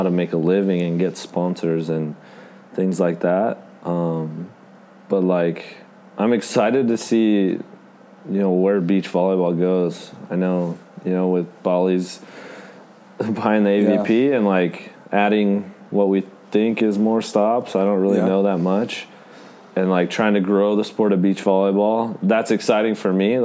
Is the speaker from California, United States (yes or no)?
yes; California, United States; I'm from California